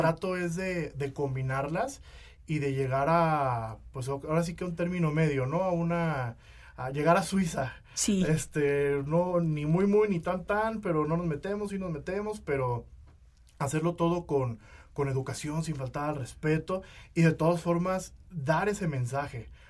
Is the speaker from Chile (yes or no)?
no; Uruapan, Michoacán, Mexico; also born or lived in Guadalajara; now in Mexico City, Mexico; yo vivía en Uruapan, yo nací en Uruapan, Michoacán.